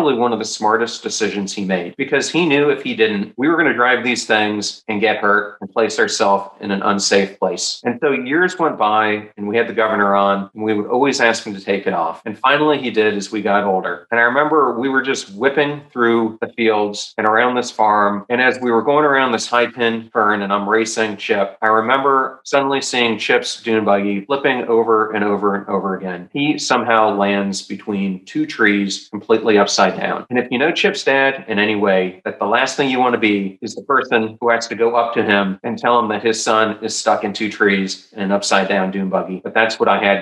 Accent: York, Pennsylvania, United States; growing up in York, Pennsylvania

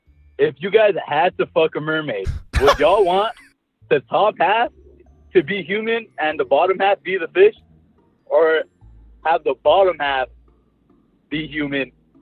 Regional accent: California, United States; I'm from, Cali.

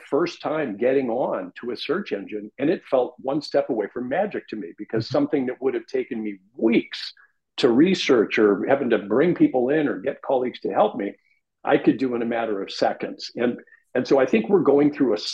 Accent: Los Angeles, California, United States; born or raised there

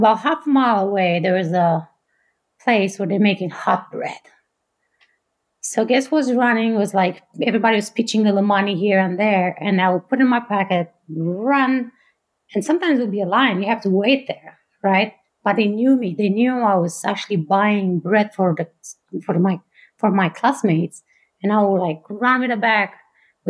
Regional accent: Bucharest, Romania; English is a second language; moved away as an adult; now in Fort Collins, United States; I grew up in Romania. I was born and raised there.

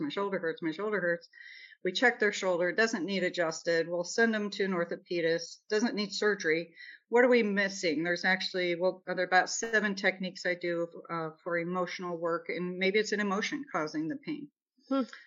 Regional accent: Nebraska, United States; moved away; also born or lived in Kansas City, Missouri; I'm from Nebraska

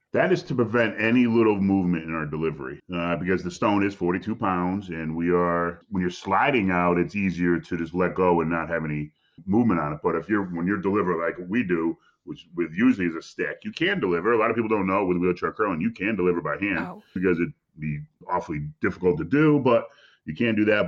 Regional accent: Connecticut, United States; I'm from Connecticut, about two and a half hours

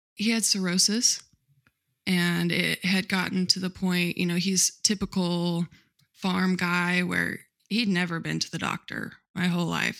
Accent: Midwest, United States; I grew up in the Midwest on a cattle farm

